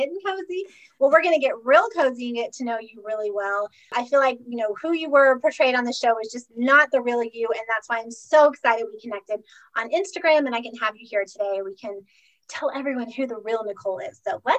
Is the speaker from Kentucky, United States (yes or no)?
yes; Lexington, Kentucky, United States; moved away; also born or lived in Boynton Beach, Florida; I grew up in Kentucky.